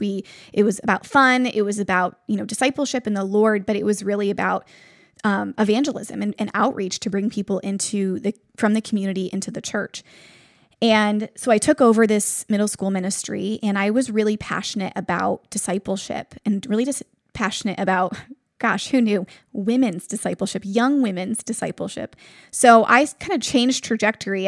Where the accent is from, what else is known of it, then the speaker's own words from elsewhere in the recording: Buffalo, New York, United States; moved away as an adult; now in Cleveland, United States; I'm from Buffalo, New York, and I've only been in Cleveland for about eight years now.